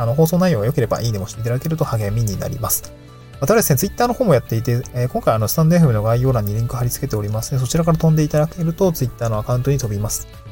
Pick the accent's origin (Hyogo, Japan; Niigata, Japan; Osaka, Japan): Niigata, Japan; also born or lived in Tokyo; now in Awaji Island, Japan; 私の実家、新潟